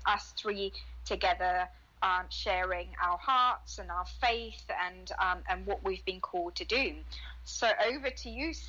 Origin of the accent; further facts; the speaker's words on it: Zimbabwe; we grew up in Zimbabwe in Africa